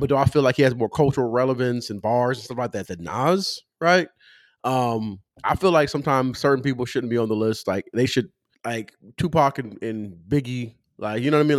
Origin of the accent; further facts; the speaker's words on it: California, United States; I'm from California